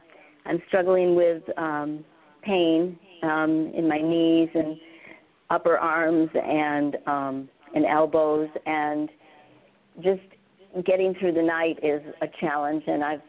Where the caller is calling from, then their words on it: Mexico; I'm actually calling from Mexico.